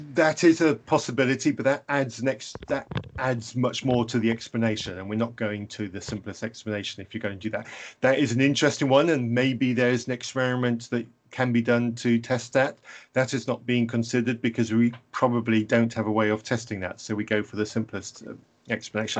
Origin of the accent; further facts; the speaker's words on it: England, United Kingdom; I'm English